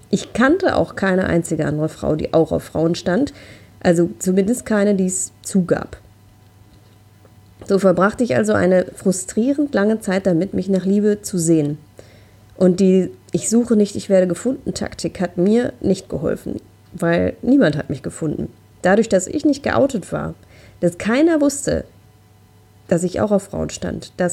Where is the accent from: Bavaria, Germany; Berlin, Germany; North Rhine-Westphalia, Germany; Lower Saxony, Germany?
North Rhine-Westphalia, Germany; Also ich komme hier aus dem Ruhrgebiet, wir haben hier in Essen Frauenpartys